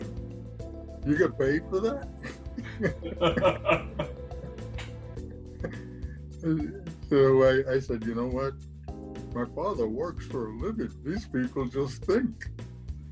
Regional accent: New York City, New York, United States; moved away; also born or lived in Atlanta; I was born and raised in Brooklyn, you know, Puerto Rican family

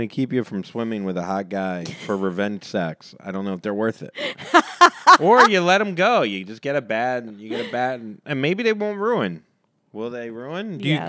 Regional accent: Florida, United States; I'm from Florida, too.

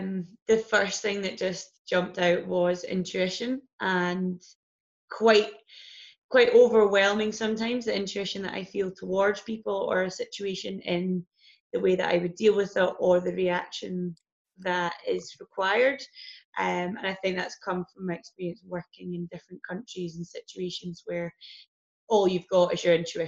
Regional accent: Biggar, Scotland, United Kingdom; Little place called Bigger, ironically.

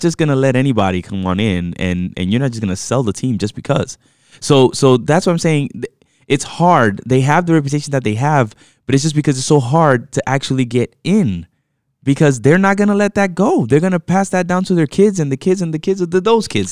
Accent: New York, United States; I was born in New York, and therefore, I default to New York teams

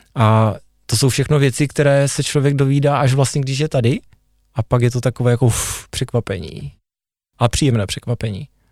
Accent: Hodonín, South Moravian Region, Czechia; moved away as an adult; now in Zlín, Czech Republic; jsem hrdý na to, že pocházím z Hodonína, a že jsem se tam narodil.

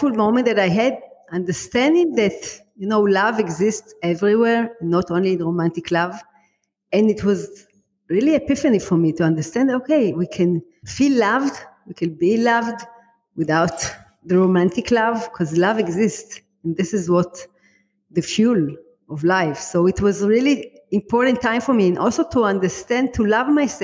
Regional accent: Israel; I'm from Israel. You can hear by my accent

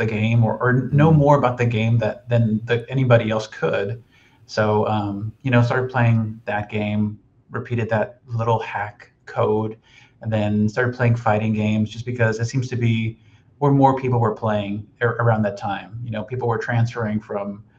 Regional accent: Pasadena, Texas, United States; I grew up in Pasadena, Texas

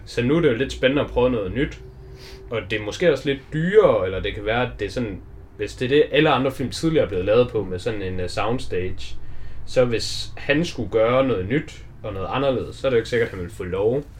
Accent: Denmark; vi er danskere

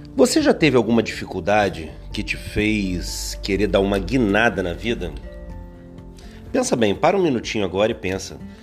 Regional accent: interior of Rio de Janeiro state, Brazil; eu sou do interior do Rio

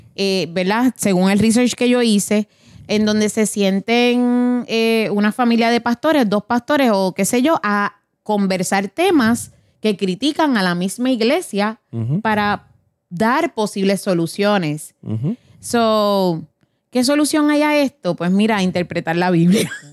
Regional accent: Puerto Rico; moved away; nosotros venimos de Puerto Rico, Latinoamérica

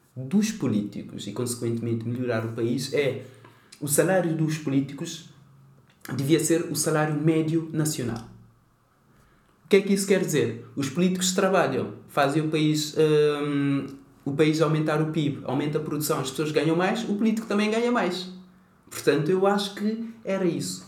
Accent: Cape Verde; now in Portugal; sou de Cabo Verde

